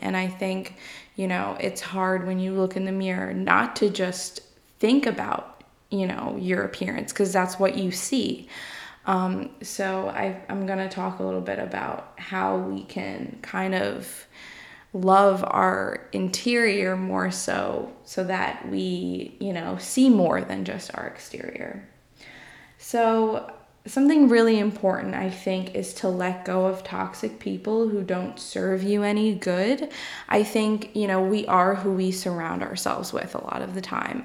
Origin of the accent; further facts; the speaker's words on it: New York, United States; I'm from New York.